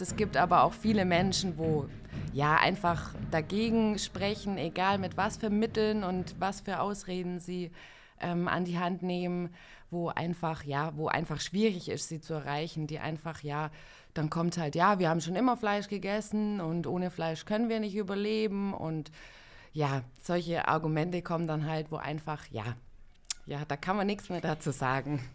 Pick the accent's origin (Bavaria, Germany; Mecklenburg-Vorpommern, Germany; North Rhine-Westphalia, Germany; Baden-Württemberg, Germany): Baden-Württemberg, Germany; Ulm; komme aus Ulm